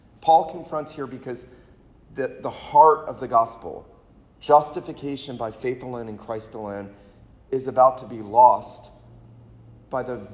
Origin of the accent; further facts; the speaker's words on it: St. Simons Island, Georgia, United States; I grew up on St. Simon's Island, Georgia